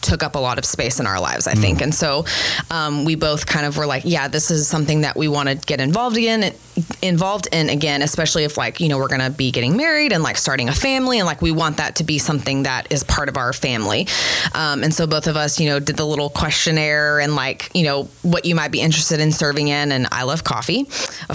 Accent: Northeast Texas, United States; moved away as an adult; also born or lived in Dallas-Fort Worth area, Texas; now in De Pere, Wisconsin, United States; I grew up in Northeast Texas, like almost Oklahoma.

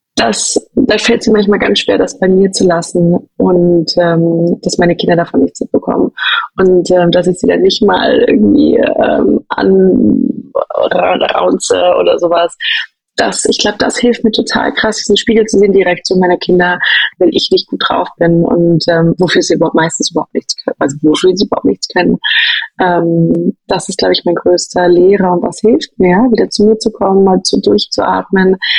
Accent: Berlin, Germany; moved away as an adult; now in Zurich, Switzerland; Ich komme ursprünglich aus Berlin

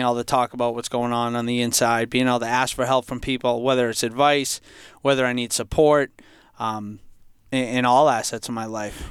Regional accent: Franklin, United States; growing up in Franklin, I for most of my life, I, I felt like I came from a, a, happy, healthy home.

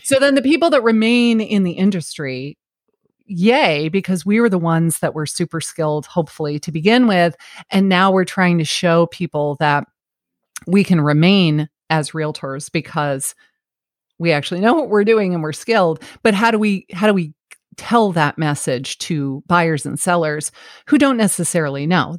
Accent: New York City, New York, United States; now in Savannah, United States; I was born in Flushing, New York

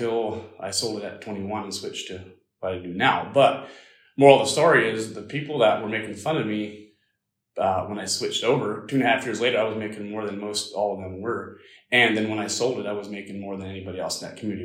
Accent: small town in Pennsylvania, United States; growing up in the Amish community, as most of you guys don't know, it was very small. It was probably 60 families total in that area

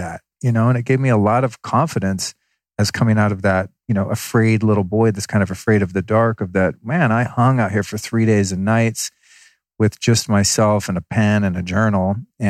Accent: California, United States; I'm 14. I'm from California.

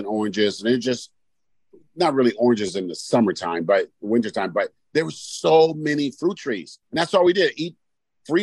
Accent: Oakland, California, United States; growing up in East Oakland was East Oakland is full of fruit trees

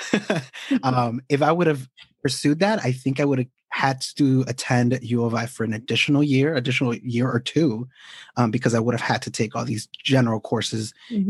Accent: Chicago, Illinois, United States; also born or lived in Guadalajara, Jalisco, Mexico; I am actually a Mexican native raised in Chicago

